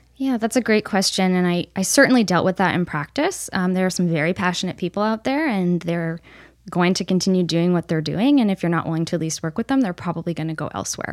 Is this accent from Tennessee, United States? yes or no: no; upstate New York, United States; moved away as an adult; also born or lived in Missouri; I grew up in New York State, kind of all over, but mostly upstate New York